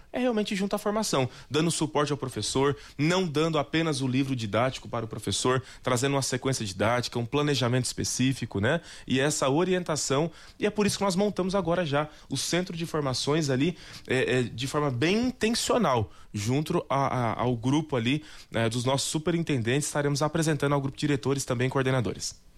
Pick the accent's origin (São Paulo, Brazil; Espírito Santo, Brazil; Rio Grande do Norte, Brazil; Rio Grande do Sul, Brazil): São Paulo, Brazil; moved away; sou do estado de São Paulo